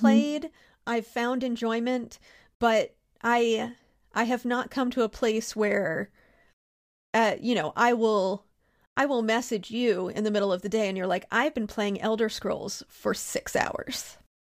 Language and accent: English; Pennsylvania, United States; I'm from Pennsylvania and grew up during a time when we just let kids do shit like